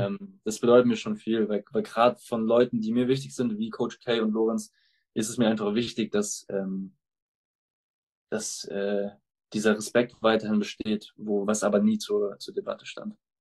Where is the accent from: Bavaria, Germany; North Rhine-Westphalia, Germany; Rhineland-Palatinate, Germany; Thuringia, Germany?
Bavaria, Germany; Munich; die Franchise meiner Heimatstadt mit aufzubauen